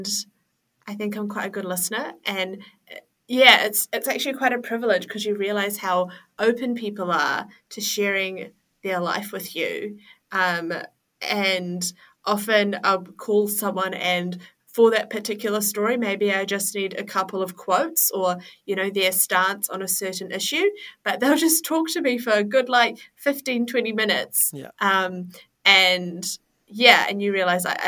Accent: Auckland, New Zealand; also born or lived in Malaysia / Finland; I was born and raised in Auckland and I live in Auckland now

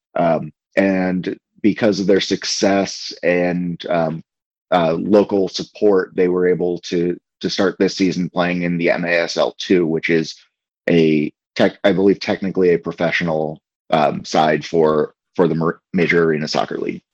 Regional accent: Portland, Maine, United States; also born or lived in Canada; now in Omaha, United States; I was born and raised in Portland, Maine, which is in the northeastern part of uh, the United States.

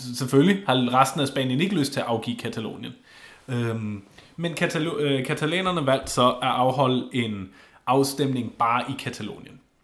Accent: Schleswig-Holstein, Germany; moved away; Schleswig-Holsten. Lige der, hvor jeg kommer fra

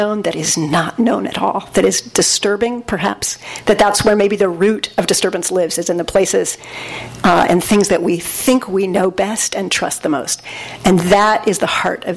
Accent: Southern California, United States; I was raised in Southern California in a secular Jewish household

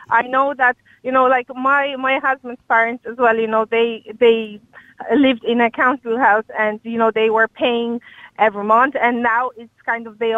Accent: Poland; English is a second language; moved away as an adult; now in Ireland; I, am from Poland originally.

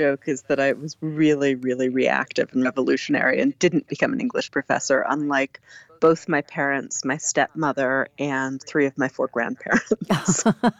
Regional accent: East Coast, United States; born there; I am. I was born on the East Coast, but my parents are academics. They're both poets. And so I traveled around with their different jobs.

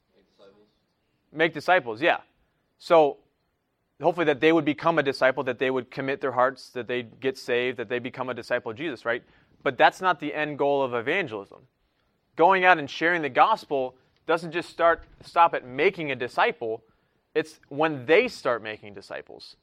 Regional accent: United States; I'm from the United States and I was born here

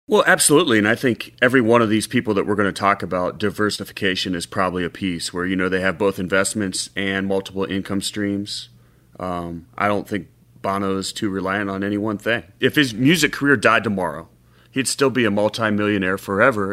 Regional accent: Cincinnati, Ohio, United States; I grew up in Cincinnati

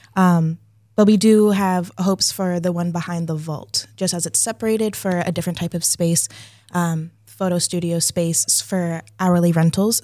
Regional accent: Leominster, Massachusetts, United States; also born or lived in Amherst, Massachusetts; I was born in Leominster

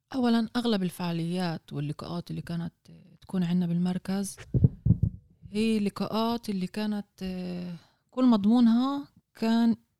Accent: Jaffa, Tel Aviv District, Israel; عندنا بيافا

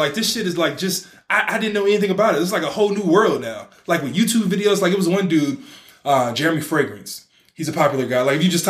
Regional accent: Bay Area, California, United States; I didn't know Bay Area niggas were getting money. Like, that's my hometown.

